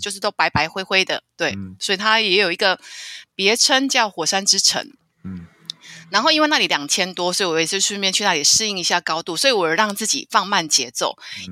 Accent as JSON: {"language": "Chinese", "country": "Taiwan"}